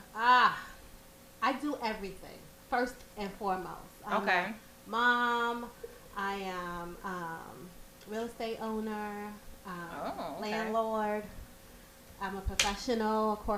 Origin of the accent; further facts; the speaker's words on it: New York City, New York, United States; I'm from Brooklyn. What part? New York. Grew up in Prospect Heights.